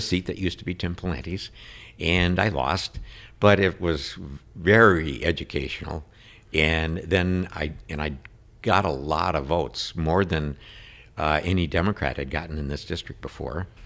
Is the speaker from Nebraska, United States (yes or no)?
no; Saint Paul, Minnesota, United States; I was born in Bethesda Hospital in Saint Paul